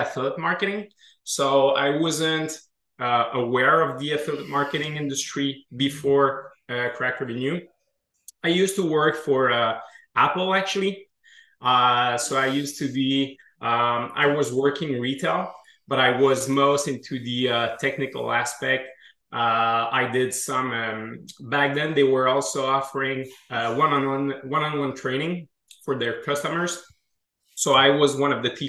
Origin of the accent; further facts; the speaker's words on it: Quebec City, Quebec, Canada; accent: French Canadian; from what you can hear in my accent, we're from the French part of Canada